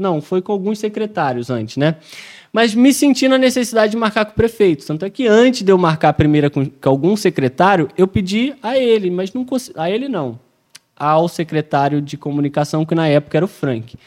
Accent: Rio de Janeiro, Brazil; não sou paulista, pô, sou carioca

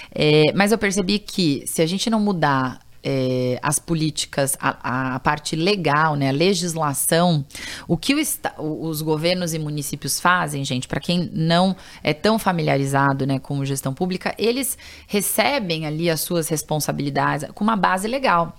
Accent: São Paulo, Brazil; Eu, eu nasci em São Paulo e fui criada em São Paulo

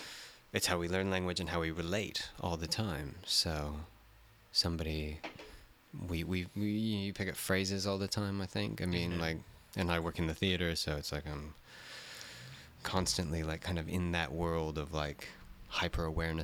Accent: Texas, United States; now in New Zealand; I'm like, oh, I'm American. I'm from blah blah. I'm from Texas and stuff like that.

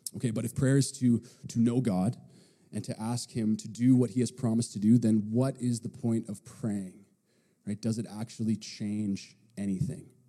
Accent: Powell River, British Columbia, Canada; I grew up in Powell River

